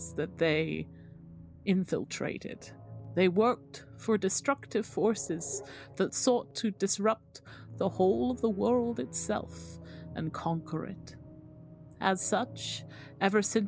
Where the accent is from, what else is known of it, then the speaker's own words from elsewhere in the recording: England, United Kingdom; we're English